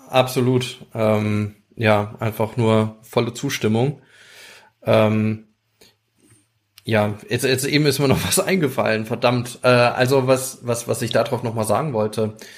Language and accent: German; Rhineland-Palatinate, Germany; bei uns in Rheinland-Pfalz